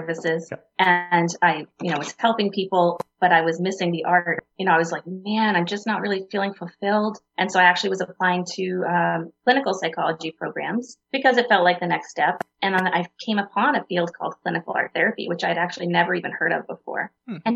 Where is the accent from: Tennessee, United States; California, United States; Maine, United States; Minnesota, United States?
Maine, United States; Waterville; I grew up in central Maine in the Waterville Fairfield area